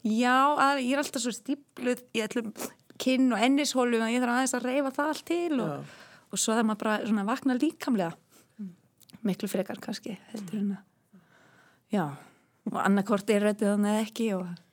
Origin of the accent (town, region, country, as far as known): Westfjords, Iceland; accent: Westfjords; moved away; also born or lived in Germany